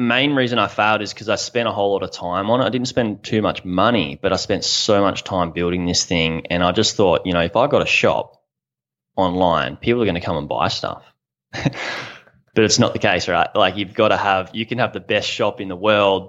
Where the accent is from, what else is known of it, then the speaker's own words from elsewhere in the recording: Australia; I'm from Australia.